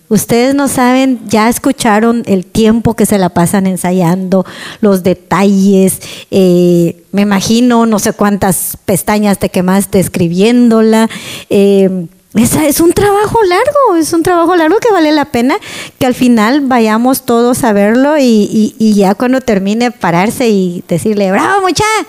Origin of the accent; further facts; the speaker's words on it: Guatemala; soy de Guatemala